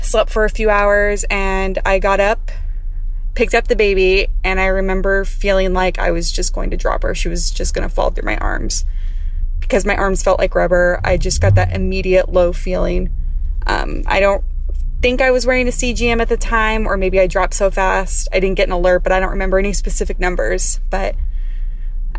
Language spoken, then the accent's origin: English; Riverside, California, United States; I'm from Riverside, California